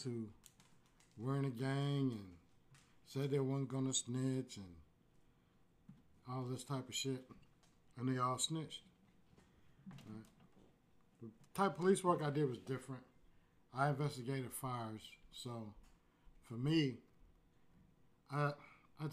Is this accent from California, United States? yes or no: no; Houston, Texas, United States; I'm born and raised in Fifth Ward